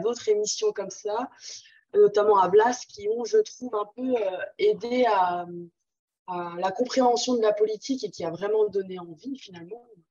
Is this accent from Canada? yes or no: no; Nancy, Grand Est, France; Je viens de Nancy, donc là où il fait très froid également.